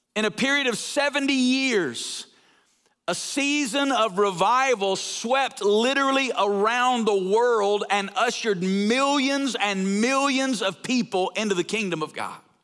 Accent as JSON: {"language": "English", "region": "North Alabama", "country": "United States", "also_born_or_lived": "Woodstock, Georgia", "moved": "as an adult", "lives_now": "Las Vegas, United States", "said": "I'm from North Alabama"}